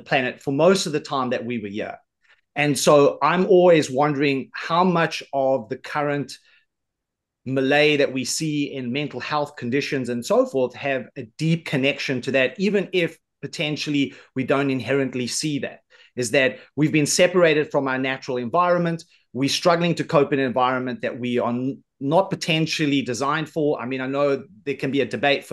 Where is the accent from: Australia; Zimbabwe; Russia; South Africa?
South Africa; I come from South Africa, but all of my ancestors came from the United Kingdom, specifically Scotland